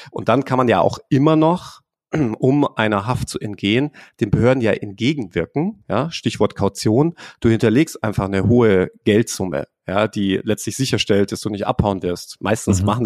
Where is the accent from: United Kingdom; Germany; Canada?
United Kingdom; England; hier, ich bin ja Engländer zum Beispiel, ich habe ja einen britischen {S0} Pass